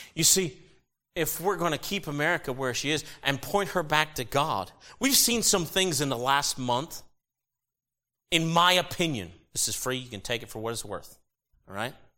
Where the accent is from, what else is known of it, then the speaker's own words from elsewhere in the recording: United States; As an American citizen and as a Christian